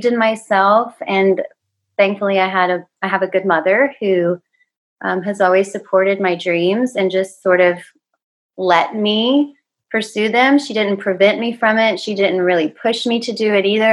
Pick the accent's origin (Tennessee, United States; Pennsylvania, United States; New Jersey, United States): Tennessee, United States; Paris; I was born and raised in Paris, Tennessee, which is a very small town in Northwest Tennessee.